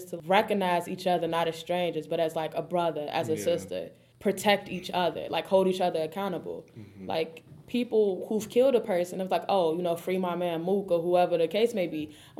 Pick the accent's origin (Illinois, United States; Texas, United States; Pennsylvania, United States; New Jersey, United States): Illinois, United States; Chicago; They won't know what growing up in Chicago was like for us.